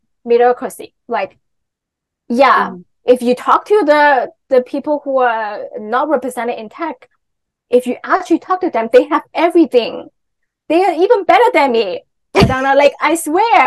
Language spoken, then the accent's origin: English; Hong Kong; I'm from Hong Kong